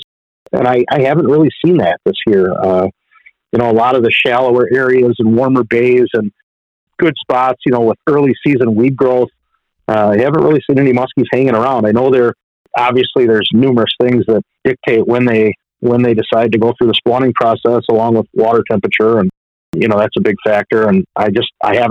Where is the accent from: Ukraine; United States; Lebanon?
United States; Pewaukee, Wisconsin; I grew up on Pewaukee Lake